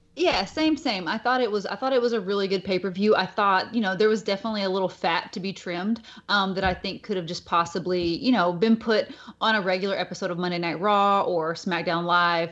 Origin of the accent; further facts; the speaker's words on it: Bowling Green area, Kentucky, United States; now in Hawaii, United States; we just tell everybody we're from Bowling Green 'cause it's, like, the most noteworthy place that people might recognize, uh, at this little place that we're from